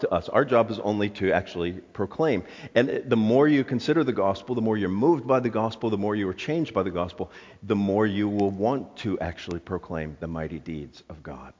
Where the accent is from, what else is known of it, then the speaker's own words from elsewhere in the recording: South Florida, United States; I'm from South Florida